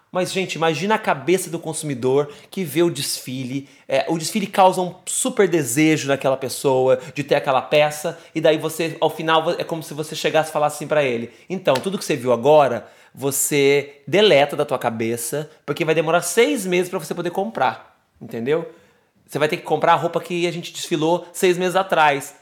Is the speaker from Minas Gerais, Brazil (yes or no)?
yes; Jacutinga, Minas Gerais, Brazil; moved away as an adult; now in São Paulo, Brazil; Eu sou mineiro, numa cidadezinha que se chama Jacutinga, de 17 mil habitantes no sul de Minas